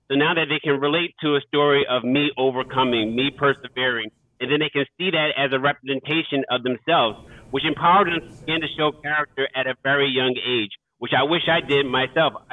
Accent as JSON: {"language": "English", "town": "Philadelphia", "region": "Pennsylvania", "country": "United States", "tie": "born or raised there", "said": "I grew up in South Philadelphia. So I grew up in one of those at risk neighborhoods where it was tough, um, where you kind of had to struggle to get by. You know, it's, it's a deeply impoverished neighborhood."}